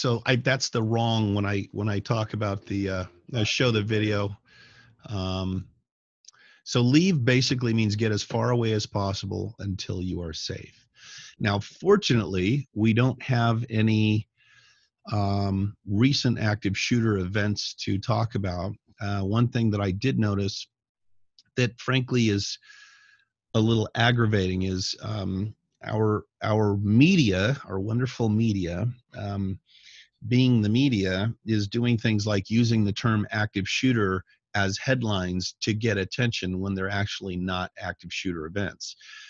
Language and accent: English; Colorado, United States; when I was a kid growing up in Northern Colorado, myself and my friends, being brilliant young people, would have BB gun wars.